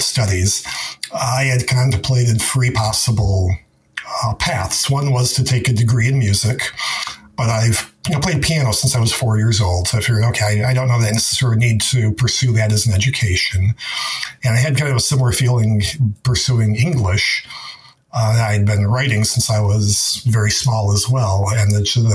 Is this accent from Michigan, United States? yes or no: yes; Detroit, Michigan, United States; moved away; when I was growing up in Detroit